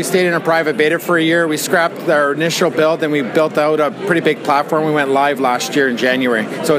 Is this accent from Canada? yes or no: yes; Canada; I'm from Canada